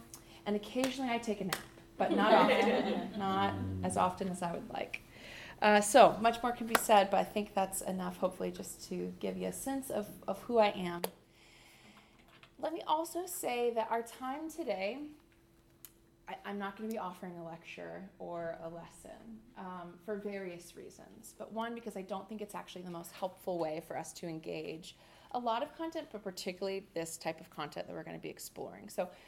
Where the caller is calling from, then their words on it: Clearwater, Florida, United States; I come to you from Clearwater, Florida, which is part of Tampa Bay on the west coast. So being near the water feels really good and right to me. We don't have mountains in Florida.